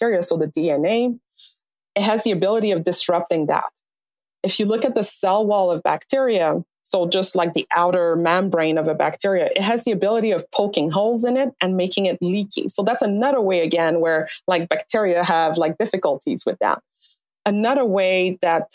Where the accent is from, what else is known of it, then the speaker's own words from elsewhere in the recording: Montreal, Quebec, Canada; moved away as an adult; also born or lived in Alberta; now in Vancouver, Canada; I was born in Montreal.